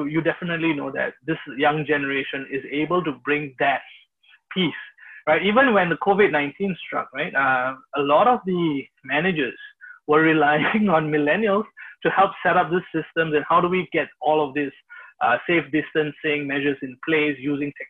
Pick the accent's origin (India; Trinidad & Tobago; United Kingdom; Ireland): India; moved away; I'm from India, originally